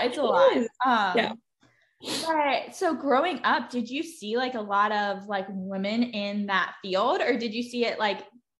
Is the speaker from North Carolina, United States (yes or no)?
yes; North Carolina, United States; I'm from North Carolina.